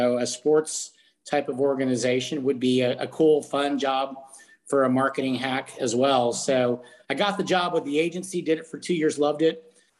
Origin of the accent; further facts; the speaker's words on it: San Antonio, Texas, United States; born and raised Texan, born and raised in San Antonio, never thought I would ever leave Texas. And I found my way back